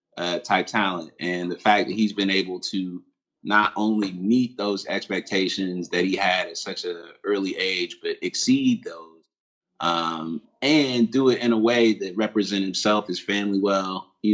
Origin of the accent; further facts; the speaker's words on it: Ohio, United States; I'm obviously from Ohio